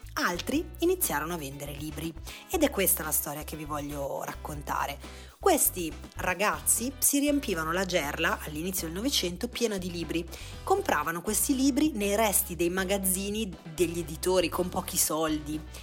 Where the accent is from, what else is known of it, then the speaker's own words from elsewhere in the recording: Lunigiana, Tuscany, Italy; in Lunigiana, la, la mia terra